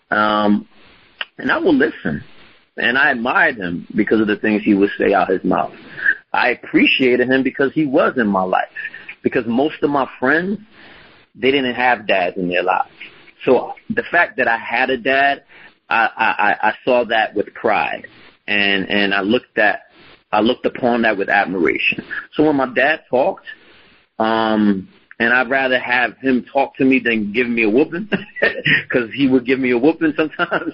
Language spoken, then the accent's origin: English; Philadelphia, Pennsylvania, United States; grew up in Philadelphia. To be more specific, I grew up in North Philadelphia.